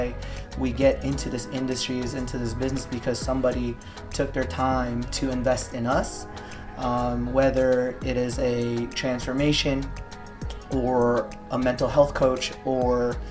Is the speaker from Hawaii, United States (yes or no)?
yes; Hawaii, United States; moved away as an adult; also born or lived in California / Los Angeles; now in Tampa, United States; Originally, I'm from Hawaii, born and raised, and I was there until up to college